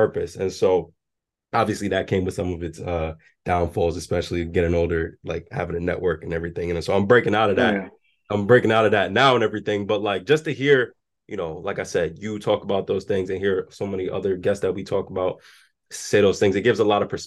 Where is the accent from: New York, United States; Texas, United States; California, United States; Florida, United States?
New York, United States; New York City; I grew up in the South Bronx. I grew up in the projects and everything